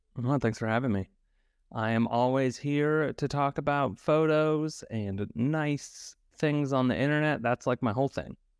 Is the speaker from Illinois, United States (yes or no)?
no; Idaho, United States; I grew up in Idaho, um, and I was surrounded by potato fields